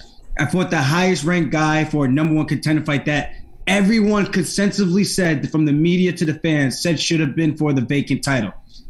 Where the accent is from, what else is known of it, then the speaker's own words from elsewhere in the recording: United States; I grew up in a Jamaican household, not an American household. I grew up in America.